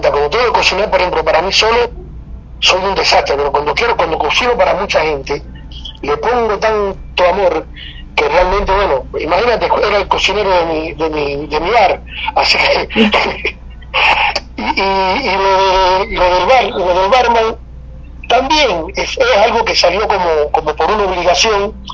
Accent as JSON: {"language": "Spanish", "country": "Cuba", "lives_now": "Argentina", "said": "Mira, eh, vida en Argentina eh, eh, es, es, la vida, es, como la vida de ser guajiro. Yo sigo siendo un guajiro cubano."}